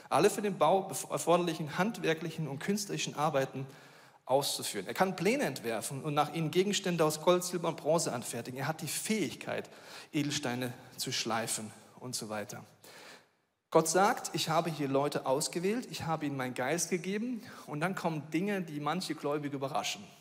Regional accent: Bavaria, Germany; So, ich komme aus Bayern, ich muss dir sagen, ich dachte, das ist ein Witz.

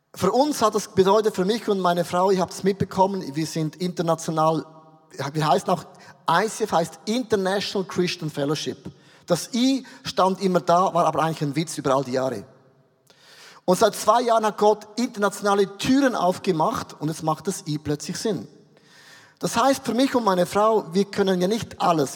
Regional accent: Switzerland; als Schweizer

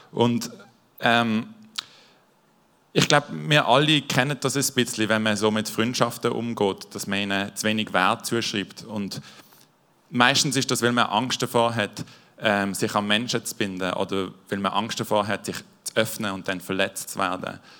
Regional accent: Basel-Landschaft, Switzerland; Und zwar, ich bin in Baseland aufgewachsen, in einem Dorf.

